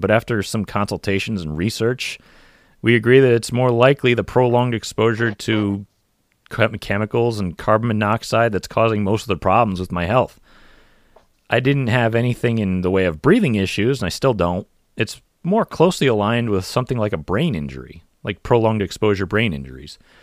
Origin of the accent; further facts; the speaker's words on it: United States; I'm an American and I race NASCAR